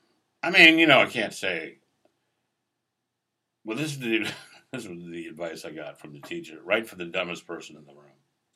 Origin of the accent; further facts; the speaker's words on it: East Coast, United States; Well, I grew up on the East Coast, basically. I mean, my family moved around like every 3 or 4 years for some fucking reason.